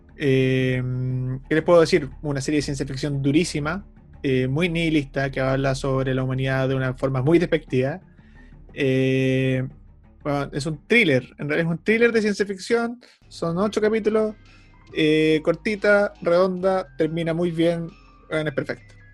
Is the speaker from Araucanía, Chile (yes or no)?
no; Concepción, Biobío, Chile; Somos de Conce